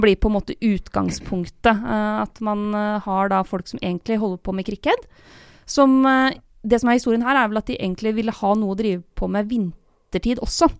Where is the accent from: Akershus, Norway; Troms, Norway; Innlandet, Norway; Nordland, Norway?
Innlandet, Norway; Lillehammer; moved away as an adult; now in Oslo, Norway; Jeg har jo bodd i Oslo eh, i ti år nå, eh, og har ingen planer om å flytte tilbake til Lillehammer